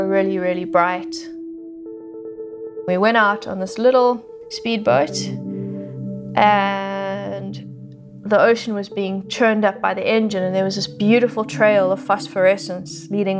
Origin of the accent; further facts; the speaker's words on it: Johannesburg, Gauteng, South Africa; I grew up in Johannesburg, which is a landlocked, big city, very far away from nature